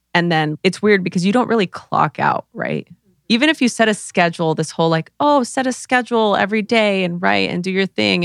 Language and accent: English; Los Angeles, California, United States; I grew up in East LA during the LA riots